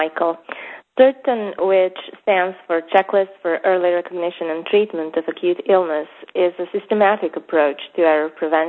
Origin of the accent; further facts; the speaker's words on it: Serbia; my home country of Serbia